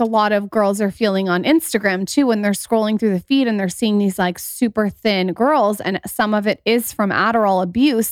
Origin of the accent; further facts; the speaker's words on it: San Diego, California, United States; also born or lived in Los Angeles; I was living in L A for a long time. I'm also from San Diego